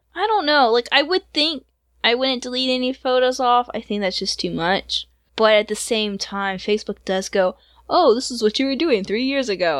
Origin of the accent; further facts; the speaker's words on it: Georgia, United States; It's in Georgia, and you've been through my hometown